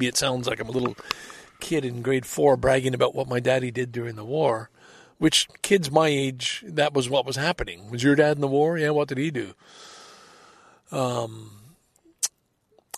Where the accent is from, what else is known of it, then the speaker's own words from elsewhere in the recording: Salaberry-de-Valleyfield, Quebec, Canada; now in Scarborough, Canada; I grew up in Valleyfield, Quebec